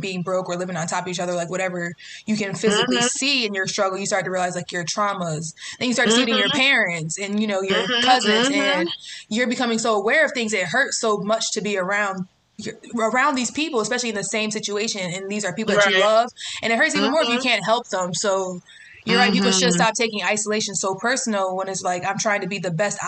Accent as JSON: {"language": "English", "town": "Greensboro", "region": "North Carolina", "country": "United States", "moved": "yes", "lives_now": "New York City, United States", "said": "I'm originally from Greensboro, North Carolina"}